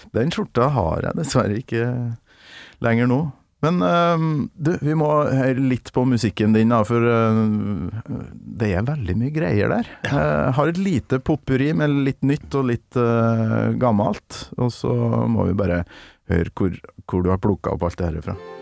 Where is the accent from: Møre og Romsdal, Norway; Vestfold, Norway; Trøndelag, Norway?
Trøndelag, Norway; born or raised there; moved away